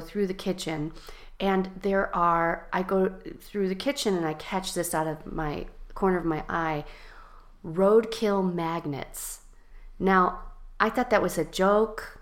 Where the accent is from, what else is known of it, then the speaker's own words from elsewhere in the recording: Chicago, Illinois, United States; I grew up in Chicago. Well, I grew up in the suburbs, then to Chicago. I moved to Chicago when I was about 12 years old and grew up here till I went to college